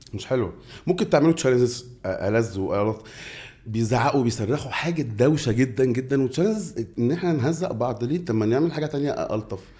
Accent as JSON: {"language": "Arabic", "country": "Egypt", "said": "إحنا مصريين"}